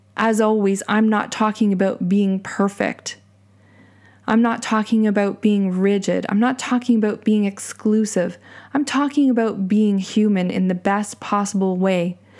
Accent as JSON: {"language": "English", "country": "Canada", "said": "my pride in being Canadian"}